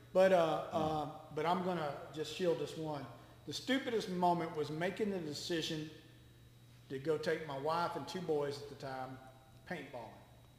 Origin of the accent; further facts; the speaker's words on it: Texas, United States; being a Texan that I am